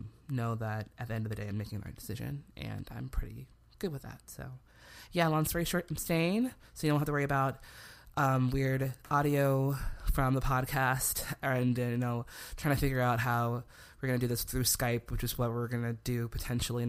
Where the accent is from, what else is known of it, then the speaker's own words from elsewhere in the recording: Chicago, Illinois, United States; it's not like my hometown is, you know, some flyover state, you know, some random little town in Nebraska or Idaho.